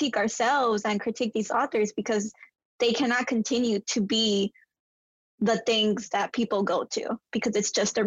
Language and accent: English; United States; I grew up in the US, so I don't have this experience of growing up in Mexico.